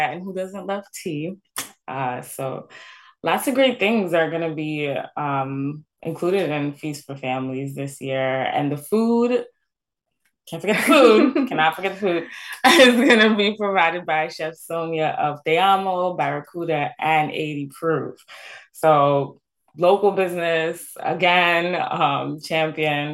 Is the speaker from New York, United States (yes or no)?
yes; New York City, New York, United States; Brooklyn as well, my hometown